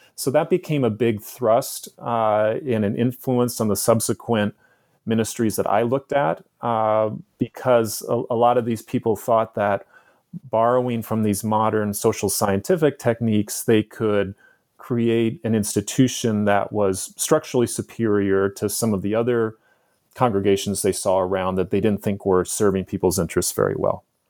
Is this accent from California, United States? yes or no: yes; San Francisco, California, United States; also born or lived in San Diego; my childhood growing up in San Francisco in the nineteen seventies and nineteen eighties